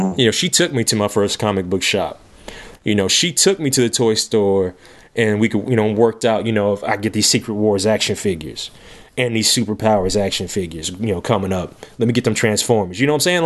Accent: Lexington, Kentucky, United States; my hometown

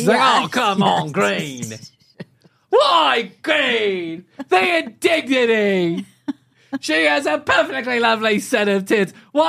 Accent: United States; now in United Kingdom; I'm American

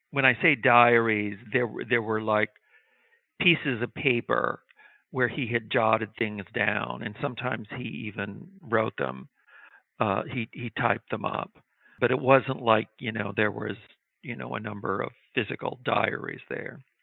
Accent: Midwest, United States; I grew up in the Midwest

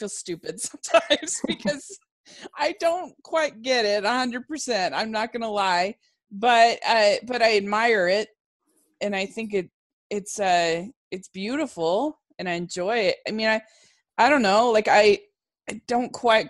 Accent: Maryland, United States; moved away; where I grew up in Maryland

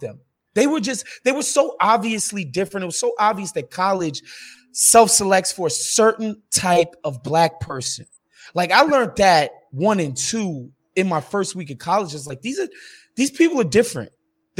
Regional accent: New York City, New York, United States; growing up in New York City, we don't have trailer park white people

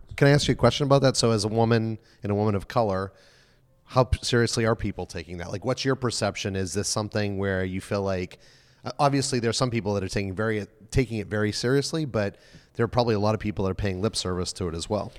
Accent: New England, United States; from New England

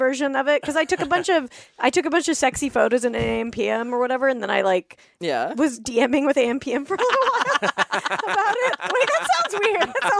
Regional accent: Salt Lake City, Utah, United States; Because I grew up in Salt Lake.

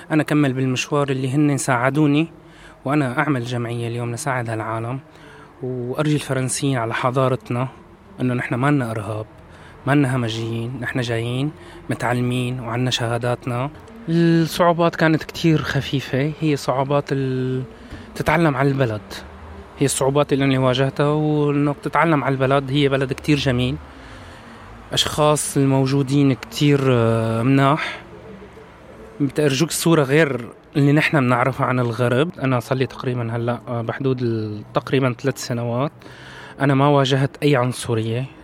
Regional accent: Syria; بالعكس كانوا متفاهمين متعاطفين معنا نحن كشعب سوري

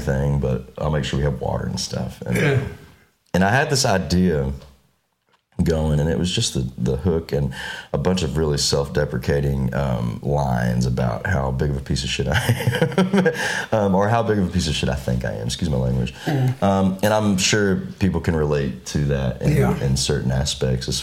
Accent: Shreveport, Louisiana, United States; moved away as an adult; also born or lived in Murfreesboro, Tennessee; now in Nashville, United States; Louisiana, where we're from

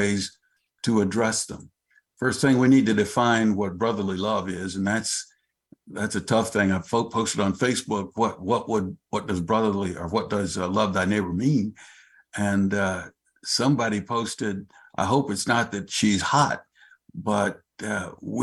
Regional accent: New Mexico, United States; moved away as an adult; now in Tacoma, United States; I'm from New Mexico, but I came to Tacoma with the Army

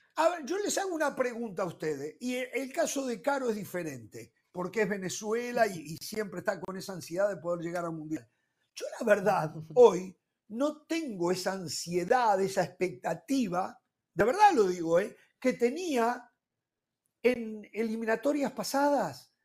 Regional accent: Uruguay; como uruguayo

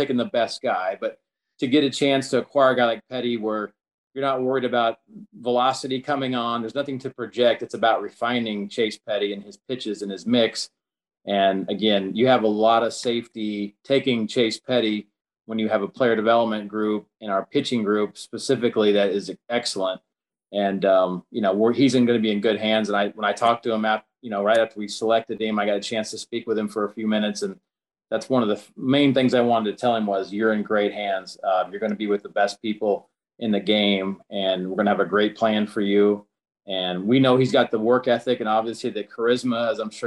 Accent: Kansas, United States; I'm from Kansas

